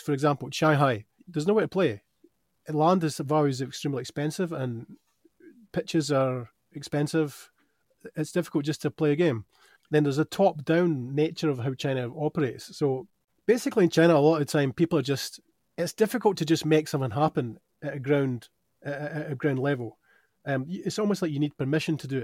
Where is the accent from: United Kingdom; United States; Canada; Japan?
United Kingdom; Dunfermline, Scotland; moved away; I grew up in Dunfermline